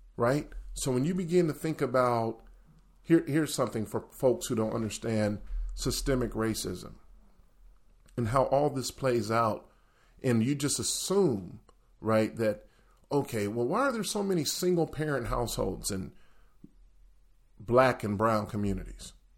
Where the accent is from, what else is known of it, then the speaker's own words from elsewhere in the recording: the South, United States; moved away; also born or lived in the North; growing up in the South